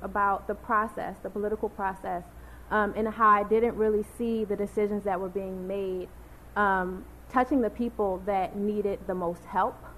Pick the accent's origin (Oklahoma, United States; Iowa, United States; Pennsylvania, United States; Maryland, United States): Maryland, United States; Baltimore; I'm from Baltimore born and raised, bred in all the best schools